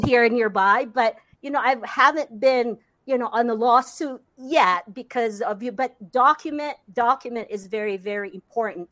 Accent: Philippines; English is a second language; moved away as an adult; now in United States; growing up in the Philippines

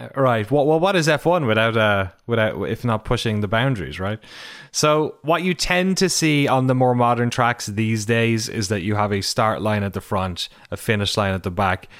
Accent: Ireland; my hometown

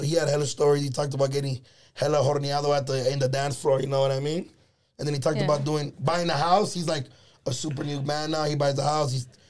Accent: Los Angeles, California, United States; I'm like, downtown LA, Echo Park.

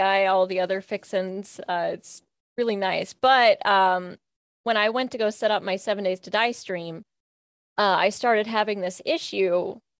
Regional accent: Kentucky, United States; I'm from Kentucky and from a small Kentucky town

